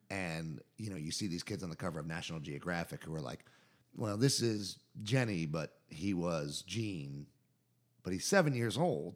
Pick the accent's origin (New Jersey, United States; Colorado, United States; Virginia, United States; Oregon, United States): New Jersey, United States; Jersey Shore; moved away as an adult; also born or lived in New York; now in Durham, United States; I grew up on the Jersey Shore.